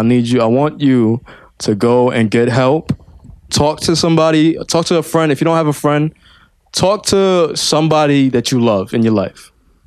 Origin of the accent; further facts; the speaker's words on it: United States; I'm an American, right?